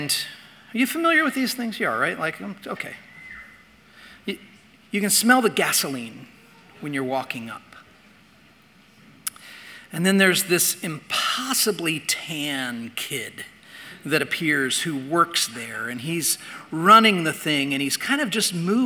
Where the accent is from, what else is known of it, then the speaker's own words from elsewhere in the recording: Indiana, United States; I grew up in Indiana